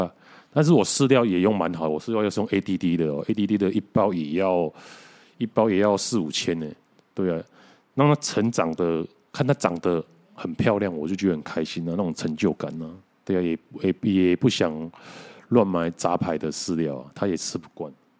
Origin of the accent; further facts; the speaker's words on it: Mituo, Kaohsiung, Taiwan; 所所以想说要要把他送回我老家的弥陀啊